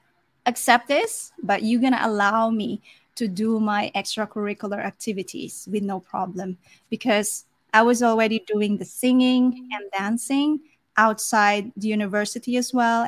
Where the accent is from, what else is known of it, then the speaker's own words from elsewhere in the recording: Philippines; also born or lived in South Africa; I was born in South Africa, and I was the only one who's born outside the Philippines